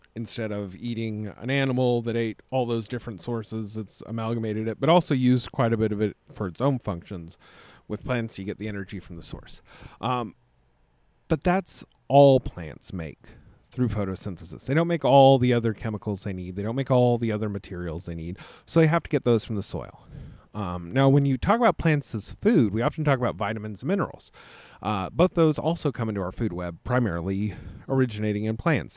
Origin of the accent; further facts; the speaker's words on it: United States; But I'm an American